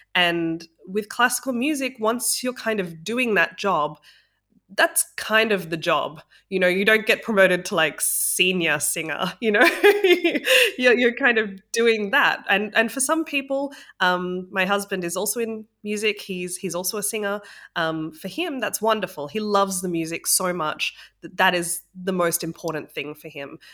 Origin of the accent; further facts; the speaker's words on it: Australia; moved away; also born or lived in Sydney; I'm from Australia originally, so I was living in Sydney.